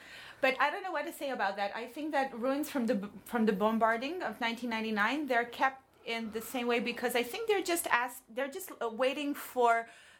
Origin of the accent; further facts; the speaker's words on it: Serbia; also born or lived in Belgrade; I was born in Yugoslavia, and then I kind of switched 3 or 4 countries without ever moving. I live in Serbia.